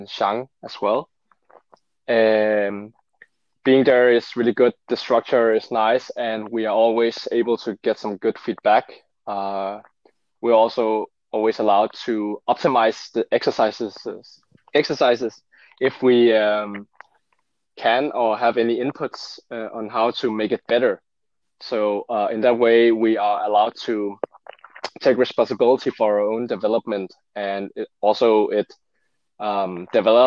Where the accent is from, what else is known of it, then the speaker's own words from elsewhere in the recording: Denmark; also born or lived in Seoul, South Korea; my parents are fully Danish and I'm brought up Danish